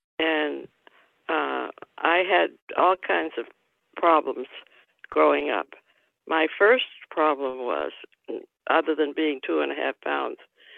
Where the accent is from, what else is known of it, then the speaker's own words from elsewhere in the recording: Tampa, Florida, United States; I was born in Tampa, Florida, on August 5th, 1931. It was in the midst of the Depression.